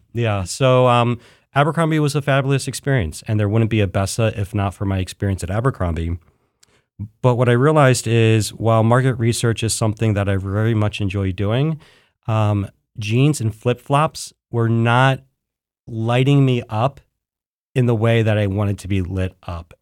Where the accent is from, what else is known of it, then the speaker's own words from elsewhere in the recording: Philadelphia, Pennsylvania, United States; now in Columbus, United States; I'm from Philadelphia